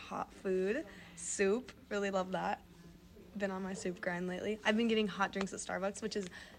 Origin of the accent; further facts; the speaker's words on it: Nebraska, United States; moved away as an adult; now in Evanston, United States; Well, I'm from Nebraska, and it gets really cold there.